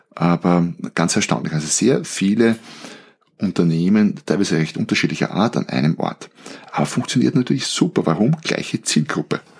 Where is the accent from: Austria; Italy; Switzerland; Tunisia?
Austria; aber bei uns in Österreich gibt es einen Skiort Obertauern